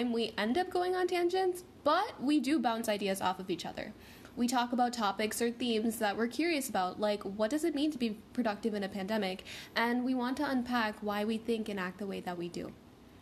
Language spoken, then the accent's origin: English; Minnesota, United States; I'm born and raised in Minnesota